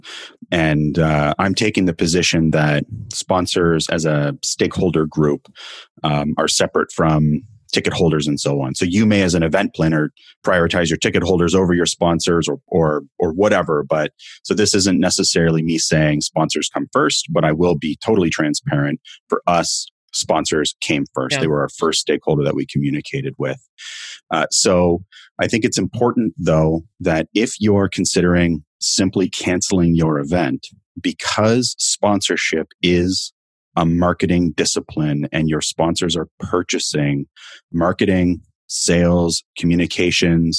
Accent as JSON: {"language": "English", "country": "Canada", "said": "I'm in Canada. If you haven't picked it up from my accent"}